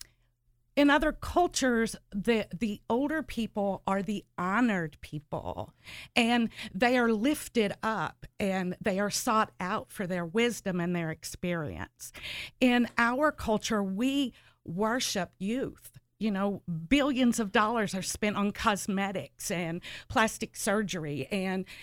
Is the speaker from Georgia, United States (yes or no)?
no; southeastern Ohio, United States; I grew up on the southeastern side of Ohio, right by the Kentucky-West Virginia border